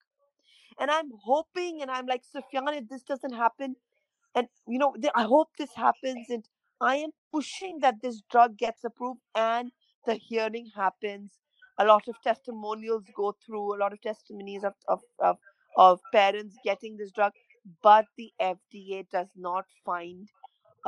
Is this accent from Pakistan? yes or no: yes; Pakistan; moved away as an adult; now in London, United Kingdom; We are Pakistani passport holders